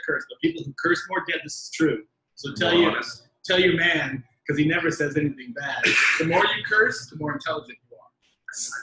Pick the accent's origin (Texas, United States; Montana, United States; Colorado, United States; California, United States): Colorado, United States; Colorado Springs; moved away; also born or lived in Evergreen, Colorado; I was born in Colorado.